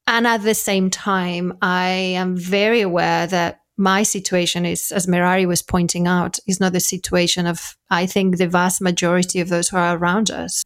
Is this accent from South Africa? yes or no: no; Spain; moved away; I'm from Spain